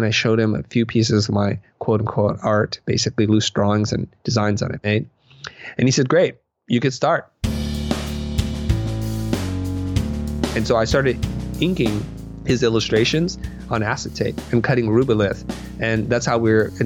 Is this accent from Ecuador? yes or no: no; Silicon Valley, California, United States; I am growing up in Silicon Valley